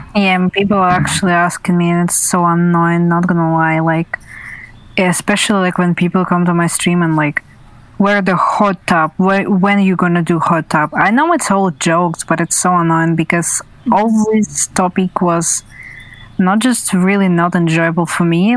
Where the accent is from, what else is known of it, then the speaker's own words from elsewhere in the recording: Russia; I was from Russia